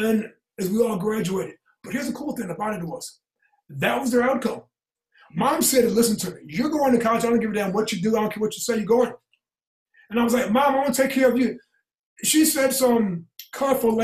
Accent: Indiana, United States; moved away; I came from Indiana.

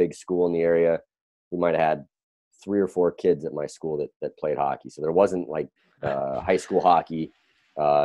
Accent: Seattle, Washington, United States; moved away; also born or lived in Boston area / California; I grew up in Seattle, Washington, was a hockey player and lived all over kind of North America

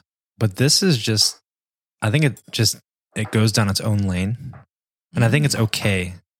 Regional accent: Midwest, United States; I'm from the Midwest

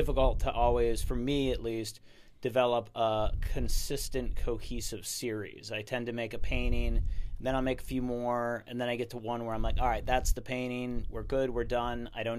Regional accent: Minneapolis, Minnesota, United States; born there; moved away as an adult; I was born in Minneapolis, Minnesota. I left when I was 18 because it's too cold there.

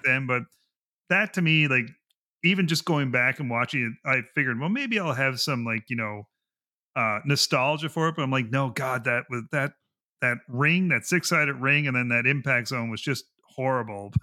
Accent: Canada; I'm Canadian

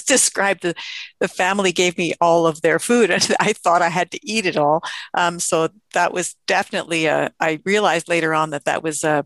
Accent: Canada; as a Canadian

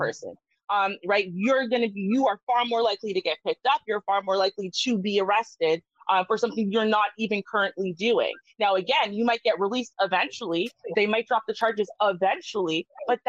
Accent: Canada; also born or lived in Brooklyn, New York; I am Canadian

